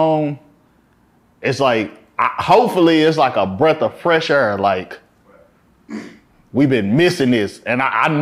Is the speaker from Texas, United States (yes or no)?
yes; Fort Worth, Texas, United States; coming from Fort Worth